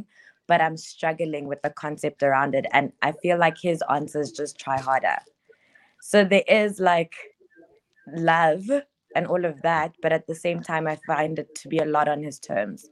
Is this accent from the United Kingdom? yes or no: no; South Africa; I'm actually from South Africa